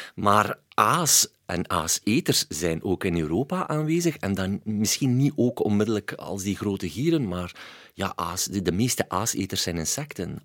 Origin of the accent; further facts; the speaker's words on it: Waasland, Flanders, Belgium; ik kom van het Waasland